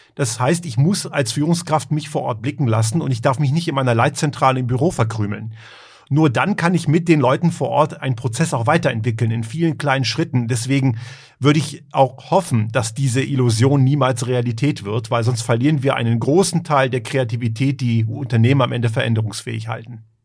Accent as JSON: {"language": "German", "country": "Germany", "tie": "born or raised there", "also_born_or_lived": "Croatia (parents) / Göttingen", "moved": "as an adult", "lives_now": "Tyrol, Austria", "said": "Ich bin ja eigentlich aus Kroatien, also meine Eltern ich bin in Deutschland eben aufgewachsen"}